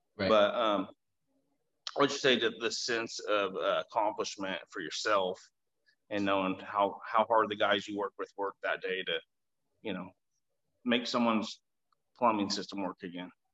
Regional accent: Augusta, Kansas, United States; Augusta, Kansas, where I grew up

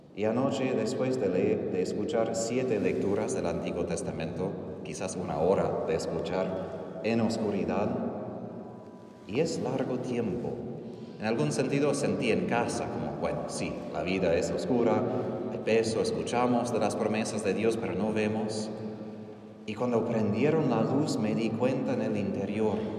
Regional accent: Texas, United States; Spanish is a second language; moved away; soy de Texas

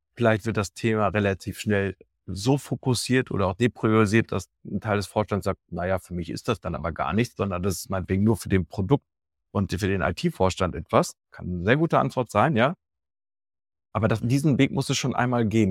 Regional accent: Dortmund, North Rhine-Westphalia, Germany; now in Düsseldorf, Germany; ich bin in Dortmund ursprünglich geboren, lebe jetzt in Düsseldorf

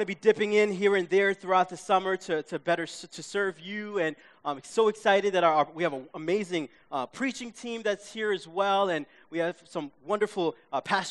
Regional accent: New York City, New York, United States; growing up in my hometown of Queens, we watched PBS.

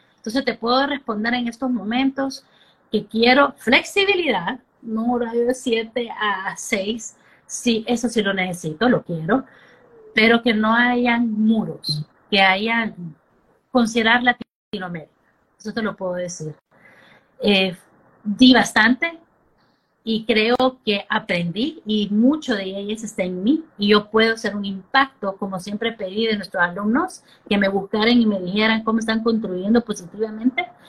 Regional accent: Honduras; also born or lived in United States; Crecí en Honduras

